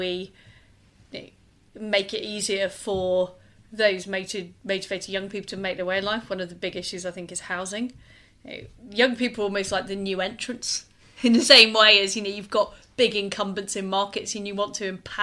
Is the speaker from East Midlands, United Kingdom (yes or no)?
no; Leeds, Yorkshire and the Humber, United Kingdom; moved away as an adult; now in London, United Kingdom; I grew up in Leeds. I moved to London in the 1990s